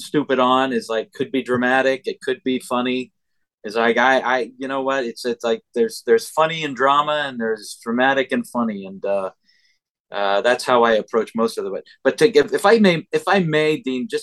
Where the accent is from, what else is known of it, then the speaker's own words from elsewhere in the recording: Canada; us Canadians